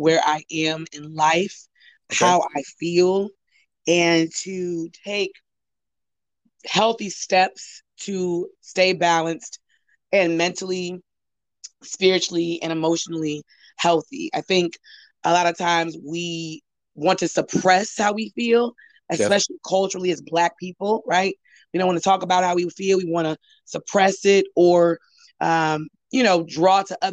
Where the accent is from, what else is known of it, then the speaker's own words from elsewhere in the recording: Cleveland Heights, Ohio, United States; moved away as an adult; now in Los Angeles, United States; I am originally from Cleveland Heights, Ohio. I've been living in Los Angeles since 2006